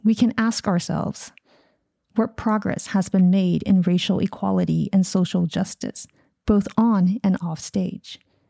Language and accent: English; Los Angeles, California, United States; I am grateful as an Angeleno that our city's opera company, LA Opera